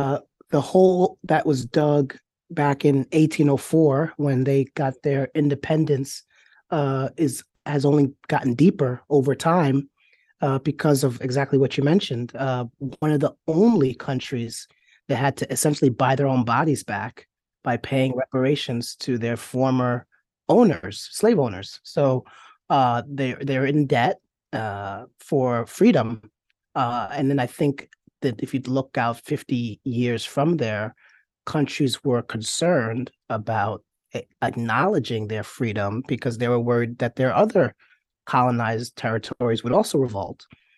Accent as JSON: {"language": "English", "region": "New York", "country": "United States", "tie": "born or raised there", "said": "So I grew up in New York."}